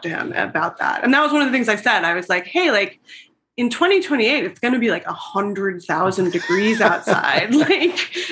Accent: Los Angeles, California, United States; I'm from here

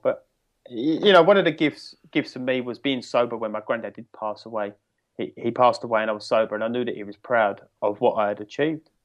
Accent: United Kingdom; I'm from the United Kingdom, uh, in England, just outside of London

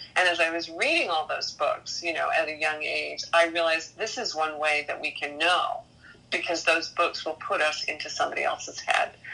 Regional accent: Maine, United States; moved away; also born or lived in New York; I am originally from Maine. Yes, my ancestors go way back to 1603

